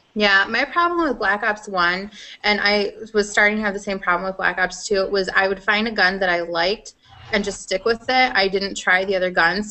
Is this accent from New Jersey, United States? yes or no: no; Iowa, United States; accent: Iowan; it's my Iowan